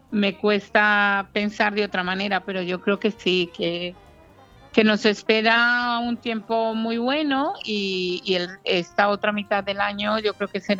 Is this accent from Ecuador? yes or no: no; Sweden; now in Marbella, Spain; Porque mis padres, sí, tengo, soy sueca de origen colombiano. Pero vivo en Marbella hace 22